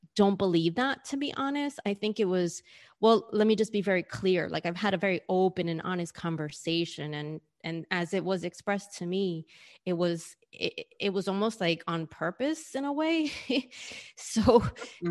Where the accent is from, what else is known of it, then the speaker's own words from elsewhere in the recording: New York City, New York, United States; moved away as an adult; now in Australia; being someone who was born and raised in New York and whose mom and dad were born and raised in New York